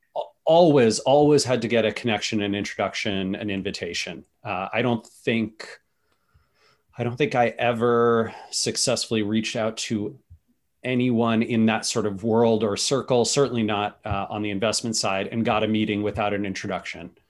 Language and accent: English; Seattle, Washington, United States; I'm from Seattle